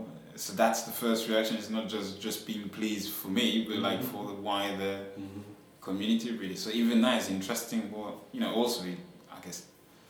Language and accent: English; France; now in Yorkshire, United Kingdom; I was born in France, but my, you know, origins are from Senegal in West Africa.